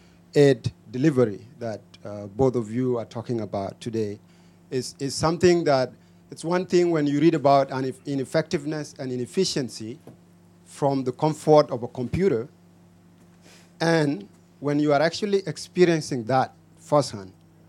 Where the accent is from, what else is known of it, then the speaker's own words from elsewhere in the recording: Toronto, Ontario, Canada; I'm from Toronto